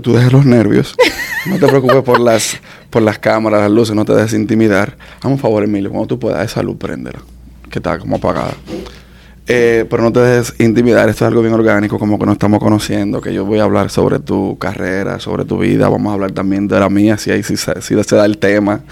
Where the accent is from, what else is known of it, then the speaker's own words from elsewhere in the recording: Dominican Republic; somos más, dominicanos